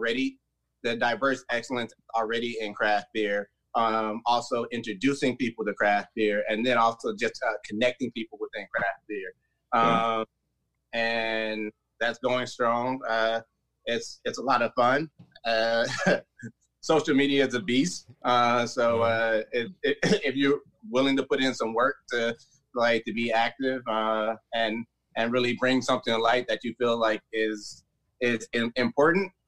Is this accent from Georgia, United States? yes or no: yes; Marietta, Georgia, United States; now in San Diego, United States; I'm originally from Marietta, Georgia, but now I live in San Diego, California.